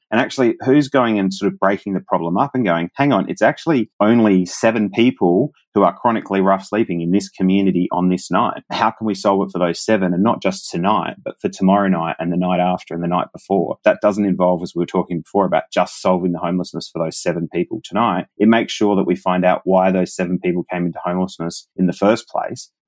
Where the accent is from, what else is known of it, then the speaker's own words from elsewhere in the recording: Adelaide, South Australia, Australia; my hometown of Adelaide